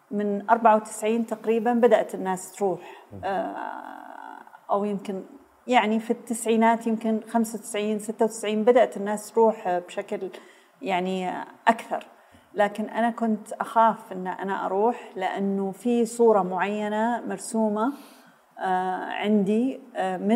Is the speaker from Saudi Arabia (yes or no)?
yes; Saudi Arabia; also born or lived in Beirut, Lebanon; آه، في الجامعه الامريكيه في بيروت ف... فانولدت هناك وبعدين رجعنا و... ولم نعد مره اخرى